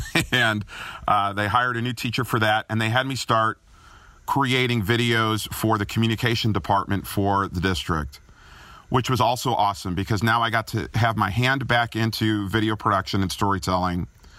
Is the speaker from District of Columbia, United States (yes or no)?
no; Chicago, Illinois, United States; accent: Chicago; They said they would not put me on the air, though, until I lost my Chicago accent, which was very nasally.